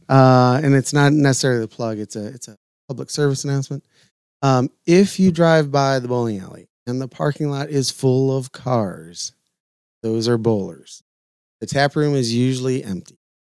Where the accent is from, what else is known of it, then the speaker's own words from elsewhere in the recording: Lorain, Ohio, United States; moved away; also born or lived in Red Lion, Pennsylvania; a bar that I grew up in in Lorraine, Ohio. Um, maybe a mile and a half from my house